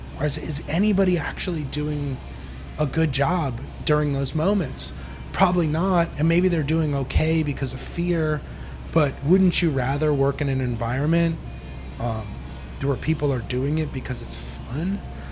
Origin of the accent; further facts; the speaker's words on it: New York, United States; I sort of feel like, yeah, again, like you said, growing up in New York, a lot of anger in the restaurant business, right?